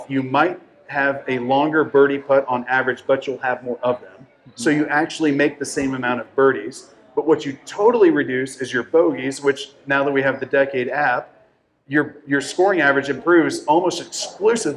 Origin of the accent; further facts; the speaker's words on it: Dallas, Texas, United States; I'm from Dallas.